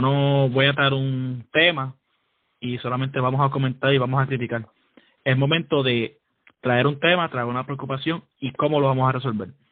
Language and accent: Spanish; San Juan, Puerto Rico; also born or lived in Fajardo, Puerto Rico; soy nacido en Fajardo crecí en San Juan